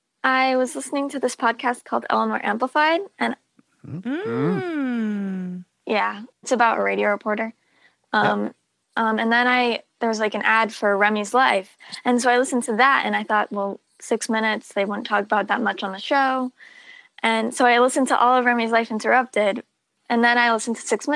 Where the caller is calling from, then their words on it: Concord, New Hampshire, United States; Concord, New Hampshire.